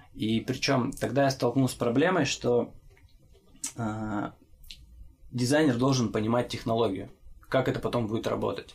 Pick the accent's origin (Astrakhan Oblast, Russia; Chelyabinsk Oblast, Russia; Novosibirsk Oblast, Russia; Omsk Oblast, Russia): Chelyabinsk Oblast, Russia; Chelyabinsk; я из Челябинска.